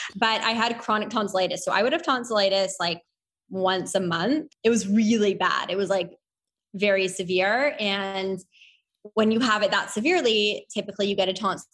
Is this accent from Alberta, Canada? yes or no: no; Toronto, Ontario, Canada; also born or lived in Victoria, British Columbia; So grew up in Toronto. I'm Canadian